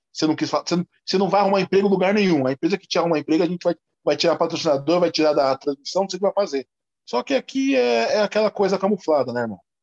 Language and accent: Portuguese; São Paulo, Brazil; eu sou um negro que nasci em São Paulo